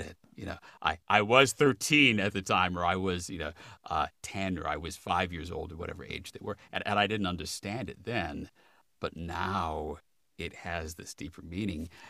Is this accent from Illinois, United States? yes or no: yes; Chicago, Illinois, United States; moved away as an adult; also born or lived in Minneapolis / Los Angeles; now in Washington, United States; I grew up in the Chicago suburbs and then I was in graduate school in Minneapolis